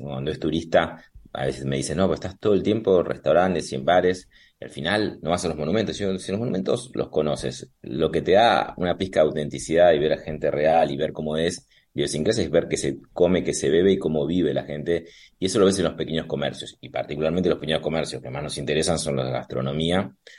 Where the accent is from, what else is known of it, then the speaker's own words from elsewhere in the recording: Argentina; now in Madrid, Spain; nosotros somos de café y de mesa